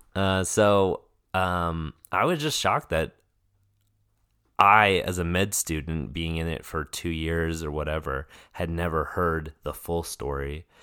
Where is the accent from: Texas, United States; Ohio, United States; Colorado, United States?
Colorado, United States; Denver; moved away as an adult; I grew up in Denver, Colorado